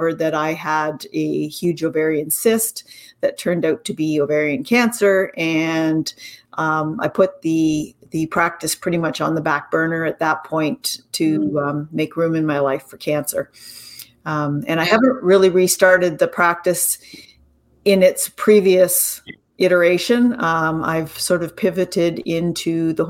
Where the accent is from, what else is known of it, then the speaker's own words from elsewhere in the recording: Canada; also born or lived in Ontario; I'm Canadian